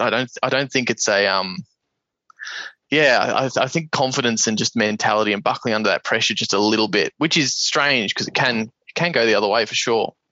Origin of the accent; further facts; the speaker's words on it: Geelong, Victoria, Australia; moved away; We were born and raised in Geelong.